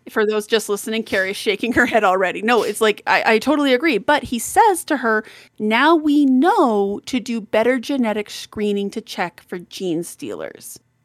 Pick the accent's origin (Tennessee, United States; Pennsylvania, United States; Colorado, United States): Colorado, United States; I'm the little Colorado mountain girl